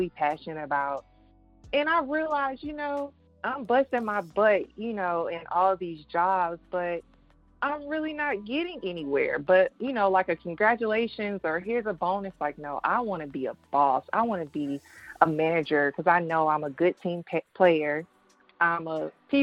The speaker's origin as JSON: {"language": "English", "town": "Atlanta", "region": "Georgia", "country": "United States", "tie": "born or raised there", "said": "I was born and raised in Atlanta, Georgia"}